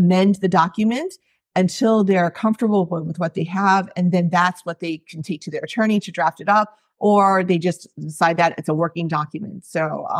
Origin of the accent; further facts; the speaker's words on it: East Coast, United States; moved away as an adult; now in Hawaii, United States; So I've been in Hawaii for 20 years. I grew up on the East Coast and as an Asian American